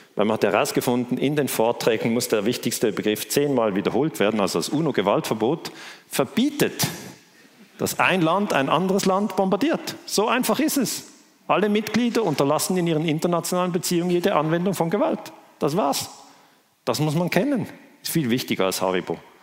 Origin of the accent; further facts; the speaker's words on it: Switzerland; Ich komme aus der Schweiz